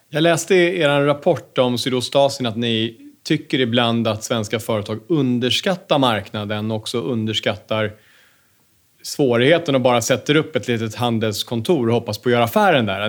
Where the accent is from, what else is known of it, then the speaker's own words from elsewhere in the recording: Sweden; Som svensk företagare